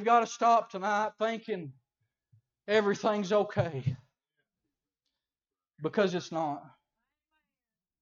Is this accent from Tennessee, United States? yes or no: yes; Colmont, Tennessee, United States; I grew up in Colmont, Tennessee